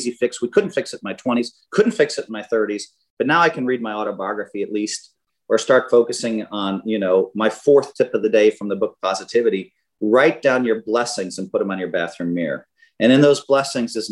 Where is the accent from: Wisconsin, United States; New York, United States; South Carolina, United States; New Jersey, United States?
Wisconsin, United States; I'm from Wisconsin